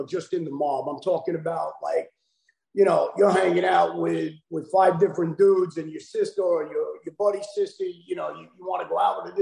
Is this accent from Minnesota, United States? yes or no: no; New York City, New York, United States; growing up in Brooklyn and, you know, growing up around everybody